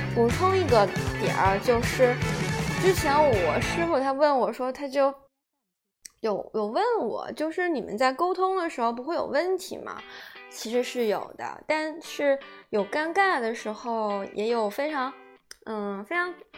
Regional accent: southern China, China; 我一南方人也帮不了什么忙呀

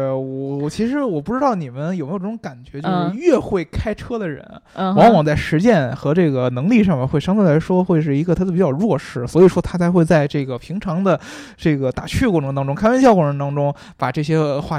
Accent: northern China, China; 因为我在北方长大。

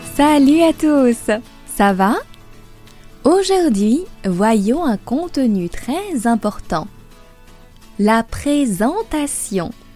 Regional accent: France; also born or lived in Paris

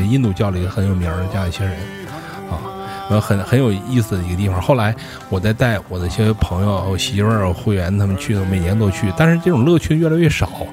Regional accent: Harbin, Heilongjiang, China; 咱们哈尔滨人可能都知道，就那个赵灵园儿

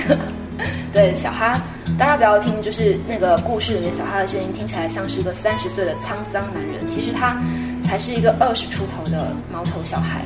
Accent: China; 其实外国人可能真的比我们中国人简单很多

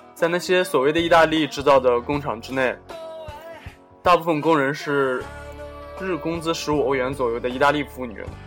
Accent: China; 我们中国人还有拜斯坦人的连假劳动力现在越来越多的对世界大工厂产生了严重的冲击

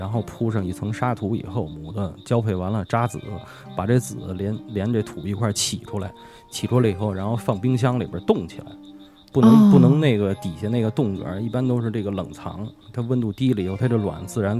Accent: Beijing, China; 像这北京夏天的时候，像我小时候都是在那个我们家住杂院嘛，四合院杂院

